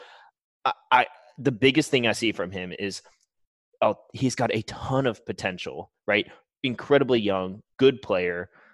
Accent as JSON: {"language": "English", "country": "United States", "said": "me being American"}